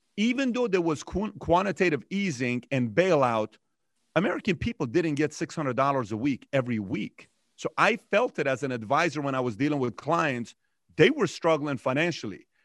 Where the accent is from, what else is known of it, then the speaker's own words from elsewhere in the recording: Iran; now in United States; I'm from Iran myself.